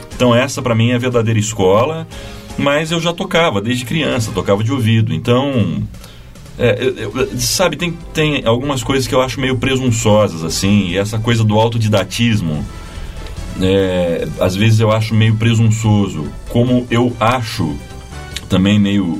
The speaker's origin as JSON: {"language": "Portuguese", "town": "Itapetininga", "region": "São Paulo", "country": "Brazil", "tie": "born or raised there", "also_born_or_lived": "Sorocaba", "moved": "as an adult", "lives_now": "São Paulo, Brazil", "said": "nasci em Sorocaba e fui criado em Itapetininga."}